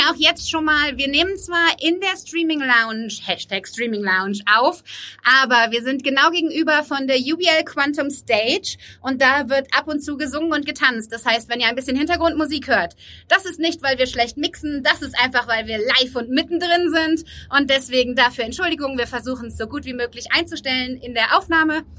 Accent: Cologne, North Rhine-Westphalia, Germany; wir sind auch kölsche Mädchen

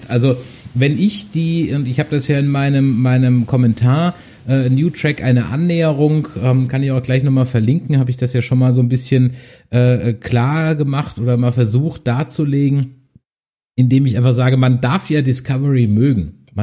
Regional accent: Essen, North Rhine-Westphalia, Germany; ich komme aus äh, Essen.

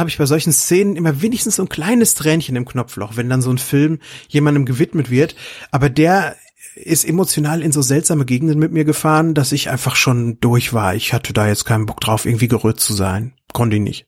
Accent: Lüdenscheid, North Rhine-Westphalia, Germany; 1991 habe ich bei uns in Lüdenscheid im Kapitolkino gese gesessen

